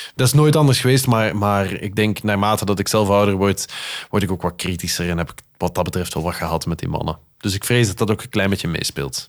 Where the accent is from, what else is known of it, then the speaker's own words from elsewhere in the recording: Flanders, Belgium; accent: Flemish; also born or lived in Netherlands; ik wel degelijk heel mijn leven, of zo goed als heel mijn leven in België gewoond heb